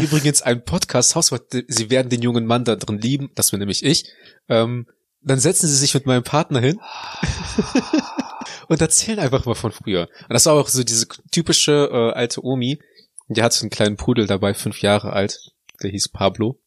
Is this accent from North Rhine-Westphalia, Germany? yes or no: yes; Neuss, North Rhine-Westphalia, Germany; also born or lived in Heinsberg; ich komme ja eigentlich nicht aus Heinsberg, sondern aus Neuss